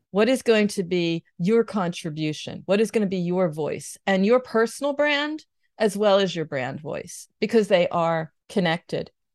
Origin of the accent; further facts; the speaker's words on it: United States; moved away as an adult; now in Germany; I'm based near Cologne. I'm American living here.